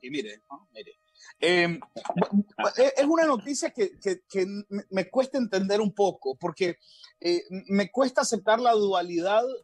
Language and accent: Spanish; Nicaragua; soy nicaragüense, pero